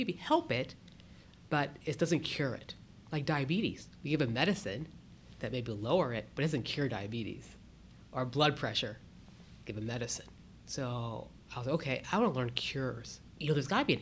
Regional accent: Akron, Ohio, United States; also born or lived in Boston; now in Columbus, United States; I was born and raised up in Akron

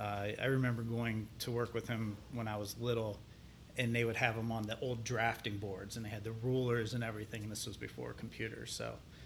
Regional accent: Salem, Ohio, United States; now in Columbus, United States; I grew up in a small town in Northeast Ohio called Salem. It is just south of Youngstown

